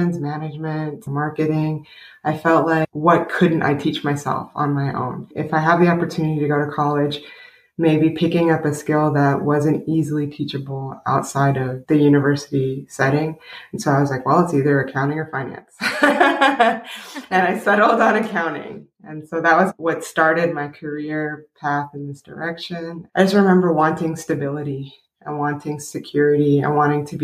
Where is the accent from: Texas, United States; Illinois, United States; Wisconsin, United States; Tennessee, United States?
Texas, United States; Killeen; I grew up in Fort Hood, Killeen, which is about an hour north outside of Austin